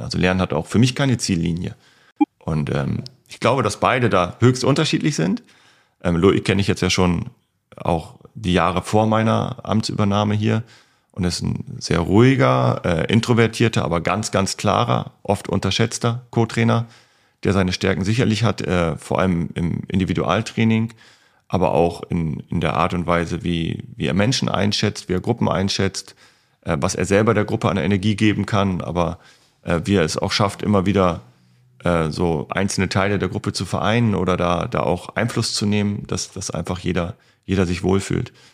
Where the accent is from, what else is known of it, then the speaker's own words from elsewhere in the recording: East Frisia, Lower Saxony, Germany; moved away; in meine Heimatstadt gefahren sind